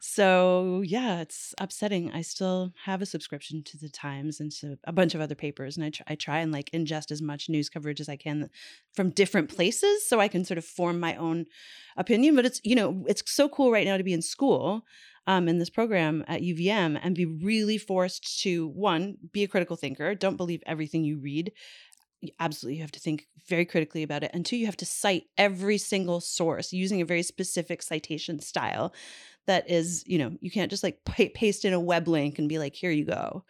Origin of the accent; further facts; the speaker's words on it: Newfoundland and Labrador, Canada; moved away; also born or lived in New York; Growing up in Newfoundland